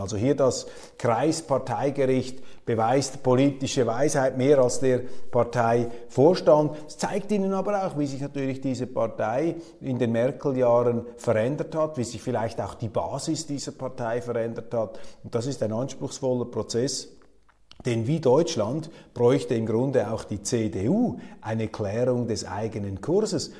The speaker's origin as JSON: {"language": "German", "country": "Switzerland", "said": "als Schweizer"}